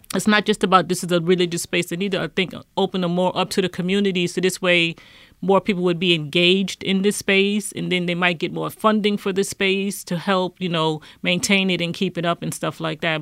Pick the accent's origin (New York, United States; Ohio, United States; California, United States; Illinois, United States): New York, United States; New York City; I was born and raised in Harlem